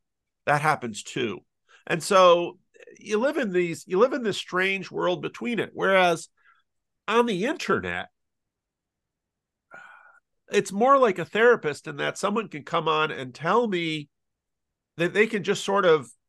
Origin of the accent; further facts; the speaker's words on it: Patterson, United States; I grew up in Patterson, pastoring in a church